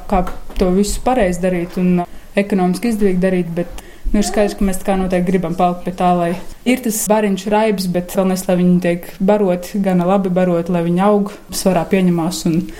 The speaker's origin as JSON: {"language": "Latvian", "country": "Latvia", "tie": "born there", "said": "Nu, es esmu dzimis jau brīvā Latvijā, es par to varu tikai klausīties un brīnīties."}